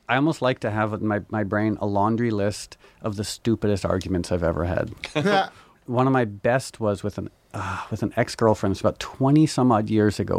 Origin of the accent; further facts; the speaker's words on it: New York, United States; I was born in New York